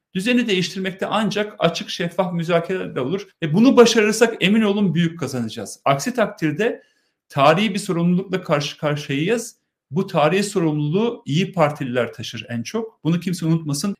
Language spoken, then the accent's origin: Turkish; Turkey; Ben Ermeniyim, Hristiyanım, benim kimliğim onurum. Aynı zamanda Türkiye Cumhuriyeti vatandaşıyım.